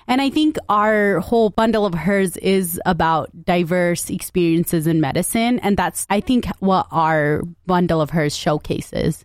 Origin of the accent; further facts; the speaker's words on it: United States; we grew up in West Valley